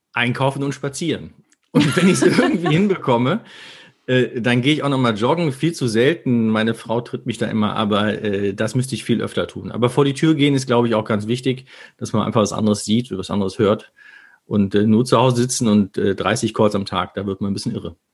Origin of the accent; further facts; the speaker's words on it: Herne, North Rhine-Westphalia, Germany; now in Düsseldorf, Germany; meine Wurzel ist Herne